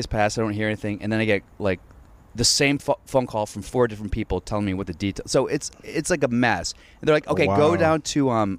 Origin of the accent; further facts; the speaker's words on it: Alexandria, Virginia, United States; moved away; I grew up in Alexandria. So I went to T.C. Williams.